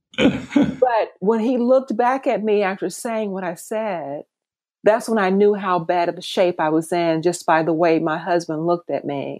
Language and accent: English; Mississippi, United States; moved away as an adult; also born or lived in San Francisco; now in Atlanta, United States; growing up in Mississippi at Mississippi State University.